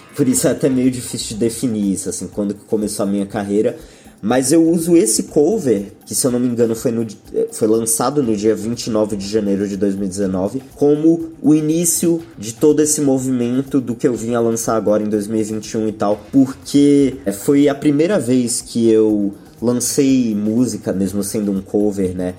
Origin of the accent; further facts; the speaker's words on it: São Paulo, Brazil; also born or lived in London, United Kingdom / Wales, United Kingdom; Eu nasci aqui em São Paulo, capital mesmo, que é onde eu moro até hoje, mas durante a minha infância eu passei mais ou menos quatro anos morando no Reino Unido.